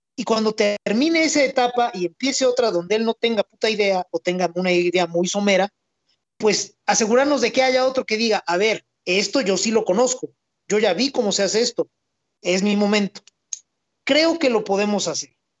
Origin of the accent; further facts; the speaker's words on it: Mexico; yo soy mexicano